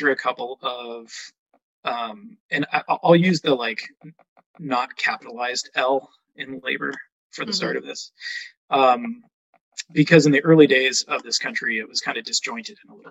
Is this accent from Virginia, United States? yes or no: no; California, United States; also born or lived in Humboldt County, California; now in Washington, United States; I grew up in California, and I got my degree in history from Humboldt State University in Humboldt County.